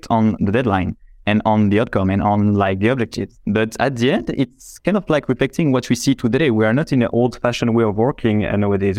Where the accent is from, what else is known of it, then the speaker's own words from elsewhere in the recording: Belgium; I'm from Belgium, right? So it's just next door.